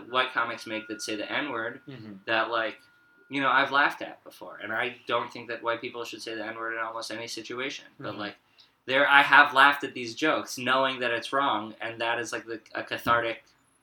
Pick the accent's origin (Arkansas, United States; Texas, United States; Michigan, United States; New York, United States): New York, United States; I'm Jewish and from New York